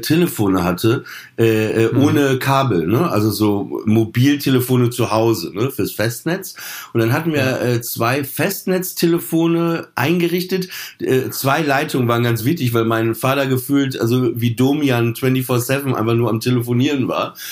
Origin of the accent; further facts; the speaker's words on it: Papenburg, Lower Saxony, Germany; ich bin in Papenburg aufgewachsen